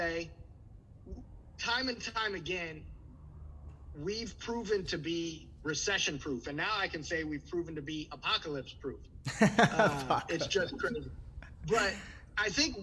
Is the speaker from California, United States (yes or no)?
no; St. Louis, Missouri, United States; moved away as an adult; now in Milwaukee, United States; I'm originally from St. Louis. I'm a Milwaukee transplant.